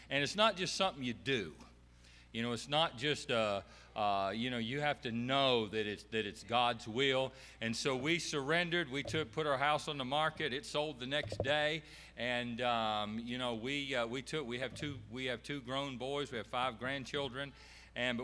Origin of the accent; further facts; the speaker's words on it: Beech Island, South Carolina, United States; we're actually from Beach Island, South Carolina, and it borders Augusta, Georgia, right there off I-20